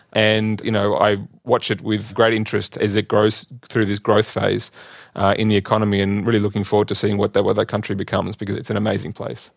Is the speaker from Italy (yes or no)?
no; Australia; moved away as an adult; also born or lived in Singapore / Gurgaon, India; now in Bonn, Germany; I was born in Australia and grew up there